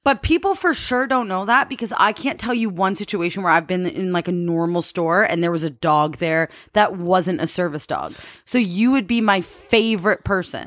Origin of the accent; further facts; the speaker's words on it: Canada; I'm from Canada